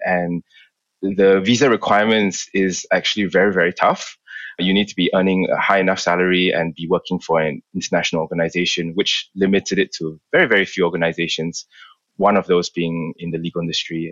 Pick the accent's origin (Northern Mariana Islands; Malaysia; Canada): Malaysia; moved away as an adult; also born or lived in London, United Kingdom; I grew up in Malaysia. I was there for 18 years of my life before I moved to the UK.